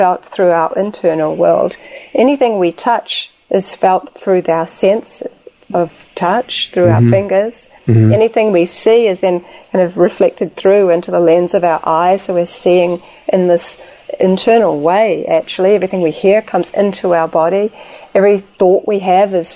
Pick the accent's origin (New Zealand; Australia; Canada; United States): New Zealand; my home country of New Zealand